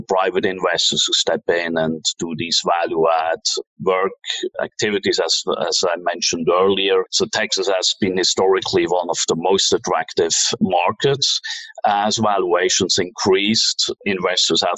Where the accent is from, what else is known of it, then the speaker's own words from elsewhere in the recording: Switzerland; moved away as an adult; also born or lived in New York / Tokyo / Hong Kong; So I'm from Switzerland originally